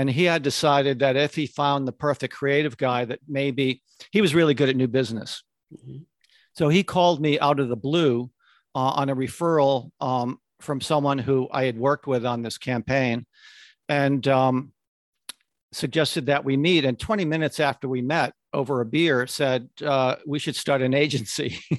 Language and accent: English; Connecticut, United States; I grew up in Connecticut and transferred to Syracuse University because they had a great advertising program.